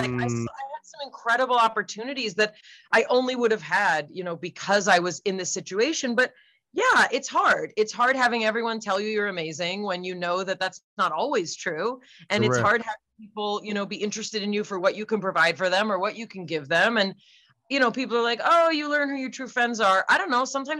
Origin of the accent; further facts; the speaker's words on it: California, United States; That's right.